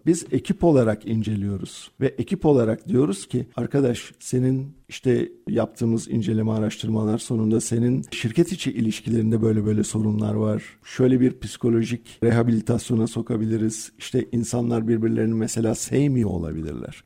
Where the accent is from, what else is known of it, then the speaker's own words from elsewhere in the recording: Turkey; Türk insanı karakterimiz